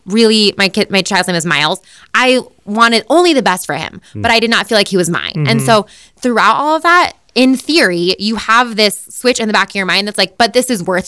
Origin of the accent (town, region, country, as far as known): Boulder, Colorado, United States; born or raised there